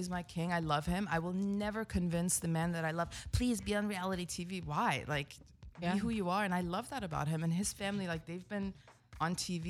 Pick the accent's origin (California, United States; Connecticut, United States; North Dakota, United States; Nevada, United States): California, United States; I'm a Persian at the end of the day. Like I'm really healthy because I grew up in California and that's our household.